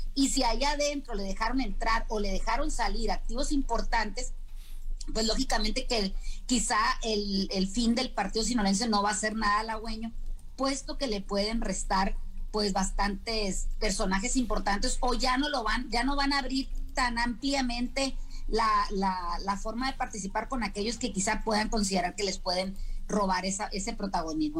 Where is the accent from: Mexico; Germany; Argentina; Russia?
Mexico; nosotros como mexicanos